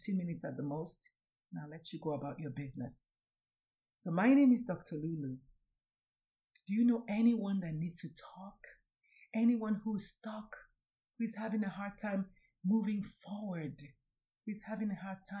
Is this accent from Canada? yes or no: no; Nigeria; I'm Nigerian